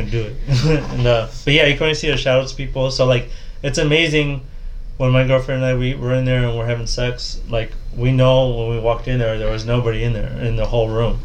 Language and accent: English; Midwest, United States; I grew up in the Midwest